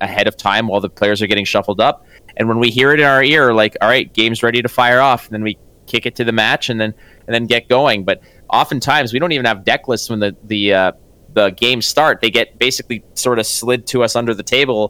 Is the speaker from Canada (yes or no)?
yes; Montreal, Quebec, Canada; moved away as an adult; now in Toronto, Canada; we're both from Montreal